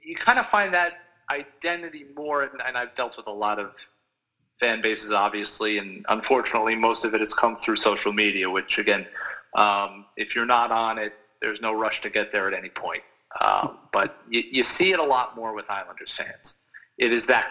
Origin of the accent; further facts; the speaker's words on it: North Massapequa, New York, United States; I grew up in North Massapequa and I'm lucky enough to still live here.